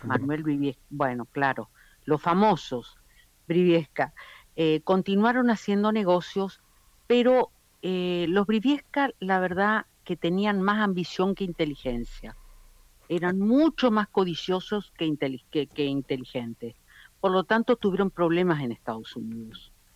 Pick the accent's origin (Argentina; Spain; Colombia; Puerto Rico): Argentina